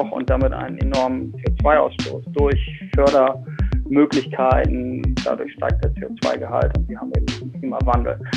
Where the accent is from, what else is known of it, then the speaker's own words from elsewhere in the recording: Bremen, Germany; Man kann es meinem Dialekt äh, leicht äh, anhören, wo ich herkomme. Ich bin äh, aus Norddeutschland, genau genommen in Bremen groß geworden und habe dort meine Schulzeit verbracht und dort auch studiert.